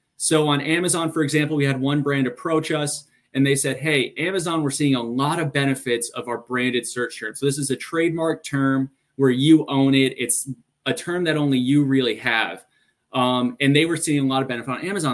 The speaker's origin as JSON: {"language": "English", "region": "New York", "country": "United States", "tie": "born or raised there", "also_born_or_lived": "New Jersey", "moved": "as an adult", "lives_now": "Boston, United States", "said": "born and raised in New York"}